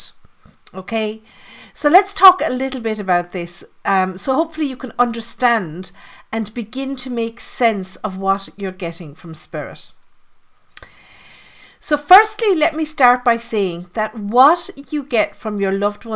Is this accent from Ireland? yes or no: yes; Ireland; I'm Irish